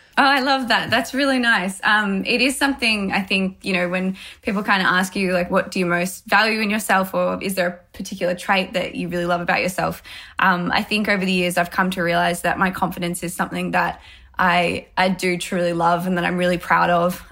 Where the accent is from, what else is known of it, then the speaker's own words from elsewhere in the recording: Melbourne, Victoria, Australia; I grew up here in Melbourne